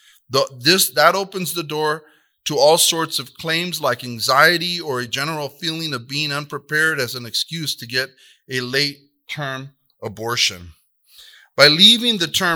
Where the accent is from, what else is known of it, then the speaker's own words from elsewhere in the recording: Southern California, United States; I'm from Southern California